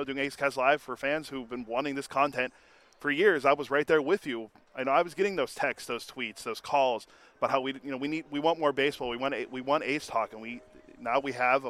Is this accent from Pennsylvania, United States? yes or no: yes; Pittsburgh, Pennsylvania, United States; moved away as an adult; now in San Francisco Bay Area, United States; That was my first year living here in the Bay, as I'm from Pittsburgh